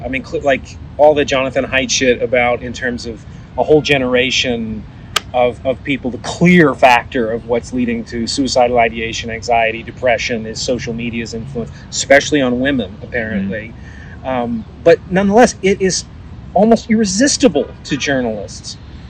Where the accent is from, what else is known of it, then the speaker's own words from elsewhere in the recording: Vancouver, British Columbia, Canada; I remember seeing like the rich neighborhood where I grew up in Vancouver, where all the mansions were, and there are not many mansions in Vancouver.